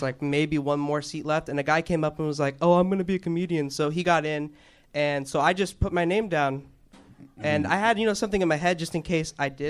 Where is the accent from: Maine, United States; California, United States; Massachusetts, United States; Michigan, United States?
California, United States; San Diego; moved away as an adult; also born or lived in Wyoming; now in Camarillo, United States; No, I'm from San Diego.